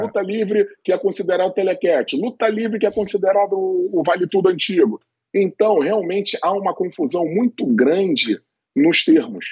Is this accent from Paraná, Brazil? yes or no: no; Niterói, Rio de Janeiro, Brazil; treinando lá em Niterói, eu sou de Niterói